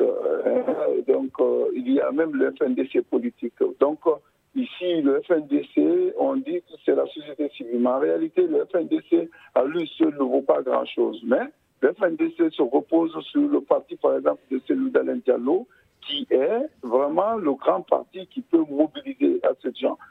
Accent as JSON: {"language": "French", "country": "Guinea", "said": "quand on est guinéen"}